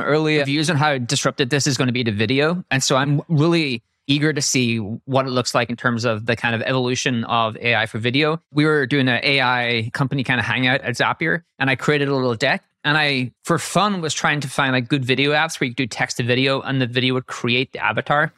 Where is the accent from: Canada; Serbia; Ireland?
Ireland; I'm Irish.